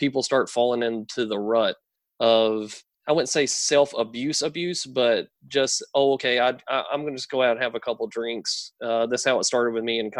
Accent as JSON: {"language": "English", "region": "North Carolina", "country": "United States", "tie": "born or raised there", "said": "where I grew up, I grew up in a small town in North Carolina."}